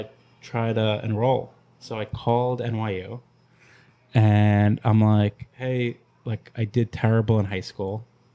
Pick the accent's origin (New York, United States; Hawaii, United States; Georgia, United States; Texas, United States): New York, United States; Long Island; We grew up in Long Island. We moved every like 1 or 2 years.